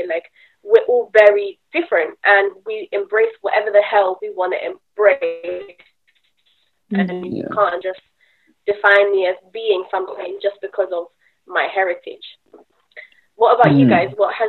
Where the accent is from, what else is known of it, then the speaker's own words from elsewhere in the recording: Colombia; moved away; I'm Colombian